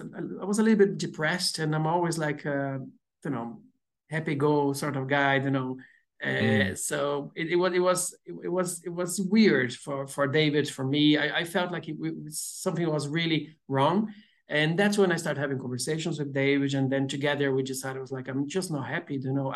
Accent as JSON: {"language": "English", "country": "Brazil", "accent": "Brazilian", "second_language": "English", "said": "I still have a very strong accent, but people say like my accent is a bit more neutral than a Brazilian, you know."}